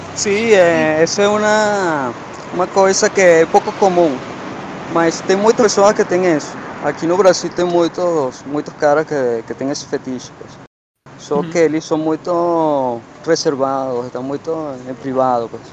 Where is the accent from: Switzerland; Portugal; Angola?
Portugal; now in Brazil; nasci em Portugal